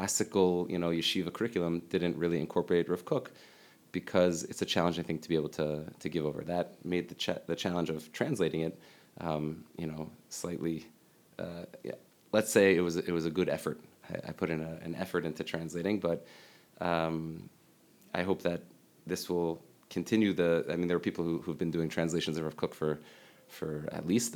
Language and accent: English; Lower Merion, Pennsylvania, United States; I grew up in Lower Merion, Pennsylvania, in Philadelphia.